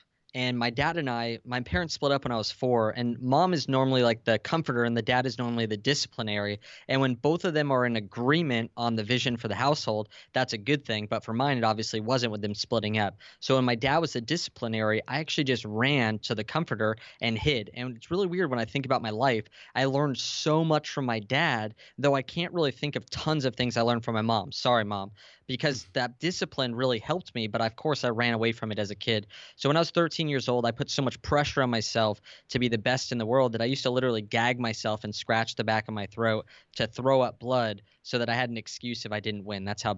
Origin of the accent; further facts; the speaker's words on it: San Diego, California, United States; San Diego.